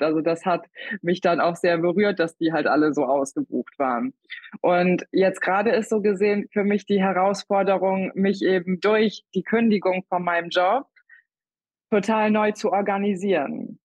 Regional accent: Wiesmoor, Lower Saxony, Germany; Ich komme aus Wiesmoor. Das ist in Ostfriesland

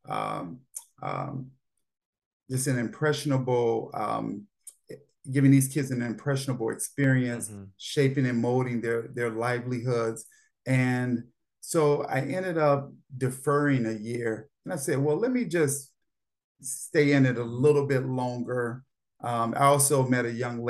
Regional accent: Gary, Indiana, United States; moved away as an adult; now in Washington, D.C., United States; I grew up in Gary, Indiana

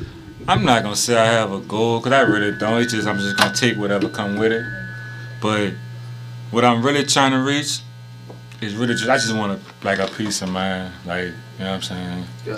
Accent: New Orleans, Louisiana, United States; I'm from New Orleans, man, and I don't want to raise my kids in those places where people don't much value their own lives.

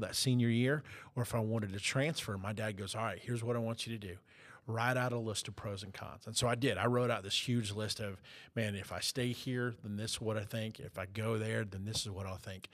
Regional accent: South Florida, United States; growing up in South Florida

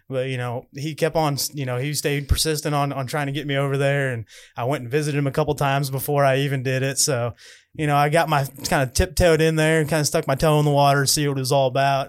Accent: Owensville, Missouri, United States; my hometown in Owensville.

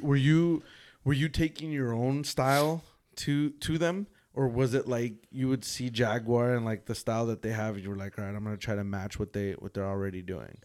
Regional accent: San Fernando Valley, California, United States; I grew up here in the San Fernando Valley

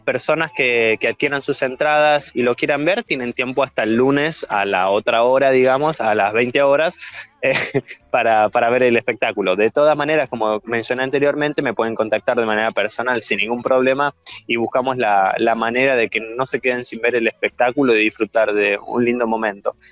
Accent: Coronel Pringles, Buenos Aires Province, Argentina; moved away as an adult; also born or lived in France / Switzerland; cuando tenía 15 años allá en, en, en mi pueblo, en Coronel Pringles

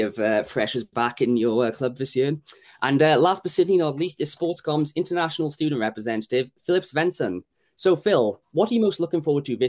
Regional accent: Wales, United Kingdom; moved away as an adult; now in England; And for me personally, I know when I moved from South Wales up north, it was daunting in a way.

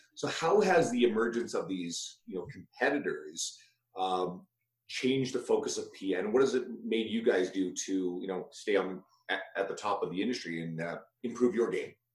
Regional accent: rural Newfoundland, Newfoundland and Labrador, Canada; I'm from New, like rural Newfoundland originally

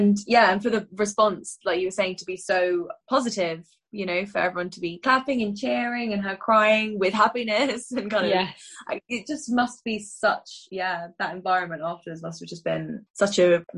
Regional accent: United Kingdom; us as a British people.

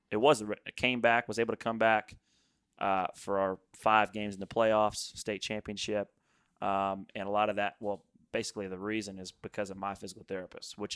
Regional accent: Charlotte, North Carolina, United States; Yes. So I'm from

